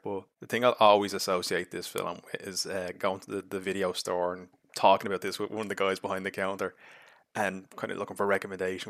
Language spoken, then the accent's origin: English; Ireland